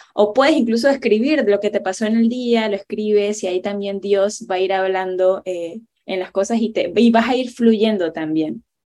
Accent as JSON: {"language": "Spanish", "country": "Panama", "said": "soy panameña"}